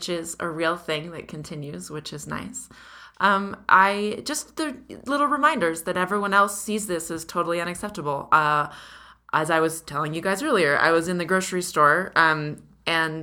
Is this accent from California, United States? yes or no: yes; California, United States; where I grew up in California